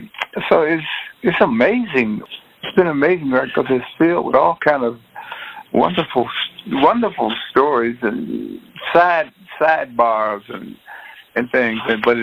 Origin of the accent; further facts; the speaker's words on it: Detroit, Michigan, United States; I know how to get out from growing up in Detroit.